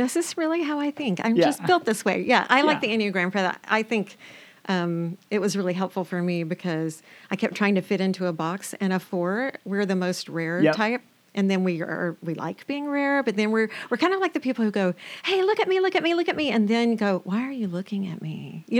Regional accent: Alabama, United States; I was born and raised in Alabama. Yeah. Oh, and my accent will come back when I fly over the Mason-Dixon line.

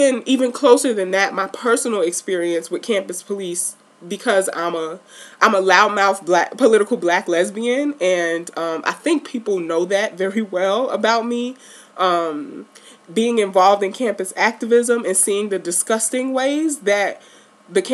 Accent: New York City, New York, United States; I grew up in Baisley Projects

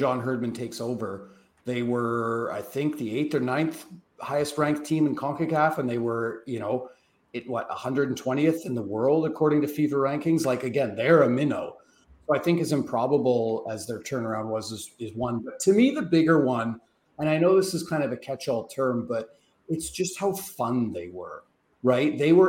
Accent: Canada; as a Canadian soccer observer

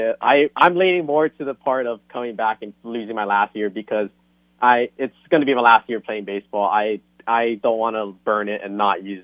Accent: Hilo, Hawaii, United States; moved away as an adult; now in California, United States; I'm from the Big Island of Hawaii, from a small town of Hilo

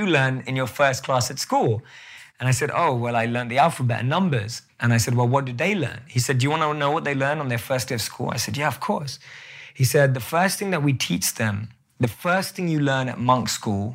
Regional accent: London, United Kingdom; moved away; I still look like I'm from London

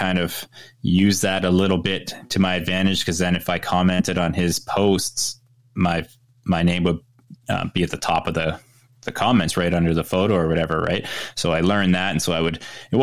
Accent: Ontario, Canada; now in British Columbia, Canada; I grew up in Ontario, which is more central east above New York there.

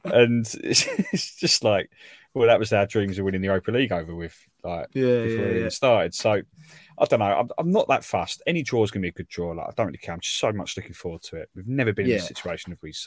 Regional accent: London, United Kingdom; I'm from London

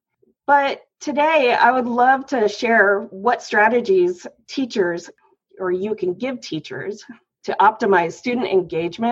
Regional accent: Issaquah, Washington, United States; I grew up in Issaquah, Washington.

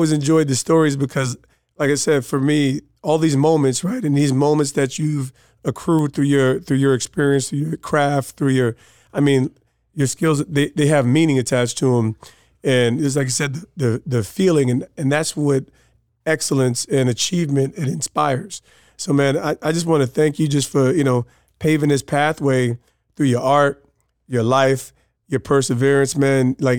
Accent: New Jersey, United States; in light of us growing up in Jersey, having New York City roots and those things.

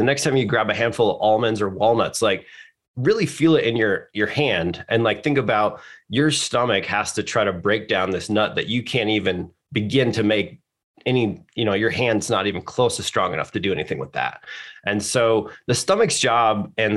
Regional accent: Michigan, United States; moved away as an adult; also born or lived in Chicago; growing up in the Midwest, I grew up in Michigan

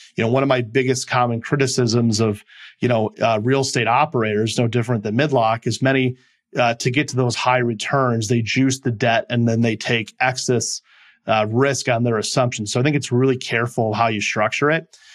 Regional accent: Midwest, United States; moved away as an adult; also born or lived in California / Milwaukee; I'm originally from the Midwest and came back

